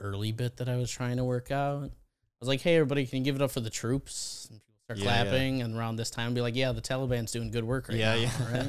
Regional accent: Chicago, Illinois, United States; I was born and raised here.

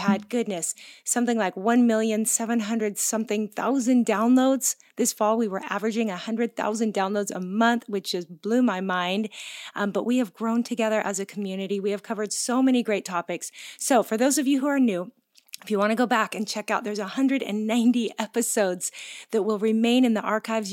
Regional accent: Pacific Northwest, United States; moved away as an adult; now in Oahu, Hawaii, United States; we are both originally from the Pacific Northwest, but we moved to Hawaii twenty-two years ago

